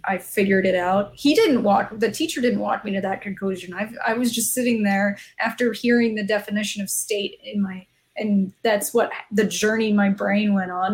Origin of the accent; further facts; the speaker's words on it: Arizona, United States; I'm from the Southwest. I've lived in Arizona almost my entire yeah. life. I grew up here.